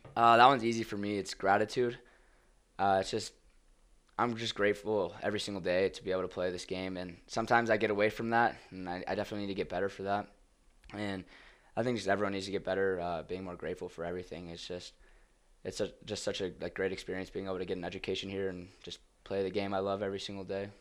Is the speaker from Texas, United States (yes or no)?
yes; Flower Mound, Texas, United States; moved away; I'm in a town called Flower Mound, uh, Flower Mound, Texas. It's about twenty minutes north of Dallas